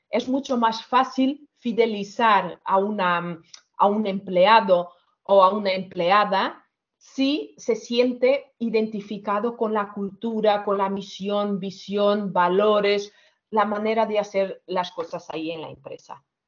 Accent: Portugal; Spanish is a second language; moved away as an adult; now in Barcelona, Spain; yo soy portuguesa, llevo 17 años aquí en, España, en Barcelona

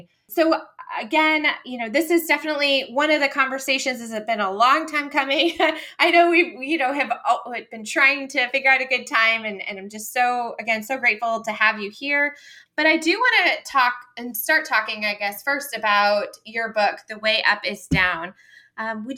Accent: Rochester, New York, United States; Rochester, New York, which I love because we've talked about that's my hometown

